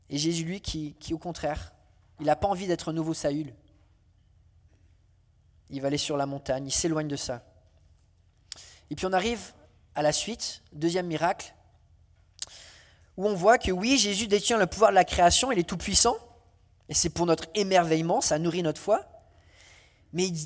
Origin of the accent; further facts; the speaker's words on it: France; Alors, euh, comme je suis français, j'aime bien la cuisine